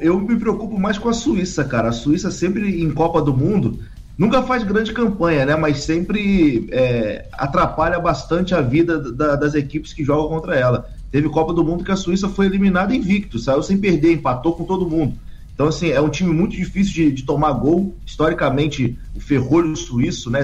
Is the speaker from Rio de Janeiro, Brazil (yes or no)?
yes; Angra dos Reis, Rio de Janeiro, Brazil; now in Rio de Janeiro, Brazil; Saudade da minha terrinha